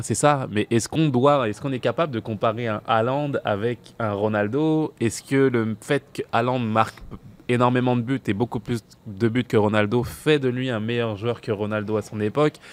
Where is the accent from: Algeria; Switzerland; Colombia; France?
France; en tant que Français